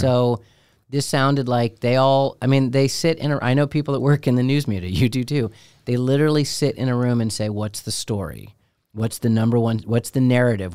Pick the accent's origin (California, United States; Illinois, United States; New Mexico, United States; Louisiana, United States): Illinois, United States; Chicago; I grew up in Chicago.